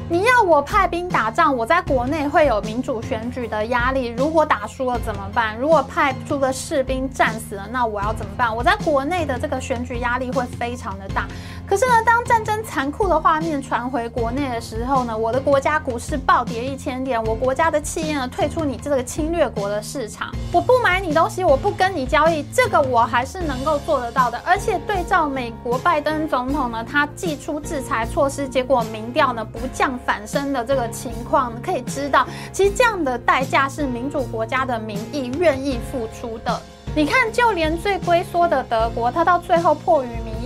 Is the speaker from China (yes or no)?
no; Taiwan; 我们台湾人